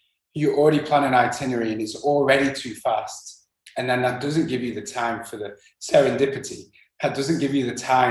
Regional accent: England, United Kingdom; moved away; also born or lived in Netherlands / Spain; growing up in England

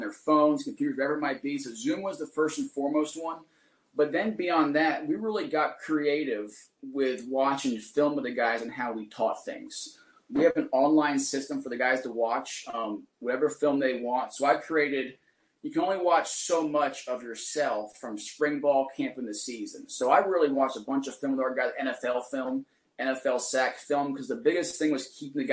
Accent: Chesterfield County, Virginia, United States; moved away as an adult; now in Maine, United States; Virginia. I'm from Southside, Chesterfield County. Went to school at Benedictine

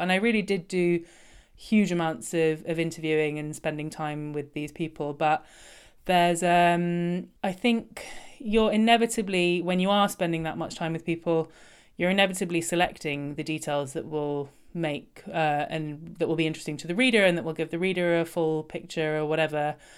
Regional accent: London, United Kingdom; I grew up in London

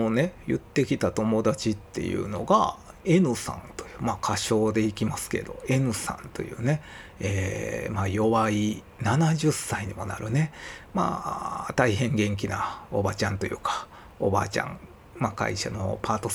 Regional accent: Kansai, Japan; 自分の場合は、まあ、どちらかといえばこの関西で生まれ育ったっていう環境の中で身についていった後天的なものかなと思いますね。

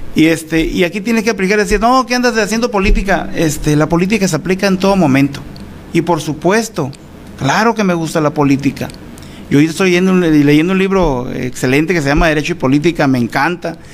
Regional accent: Álamos, Sonora, Mexico; also born or lived in Navojoa; Fui secretario del Ayuntamiento en Álamos en el 2006

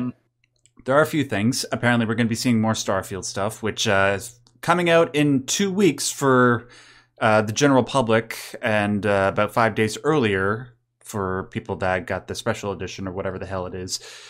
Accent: Canada; I'm Canadian

